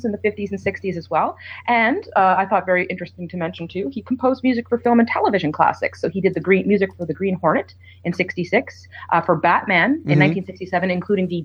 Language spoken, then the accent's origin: English; Nova Scotia, Canada; moved away; I flew home to visit my family, so I'm visiting you from the East Coast in Canada, Nova Scotia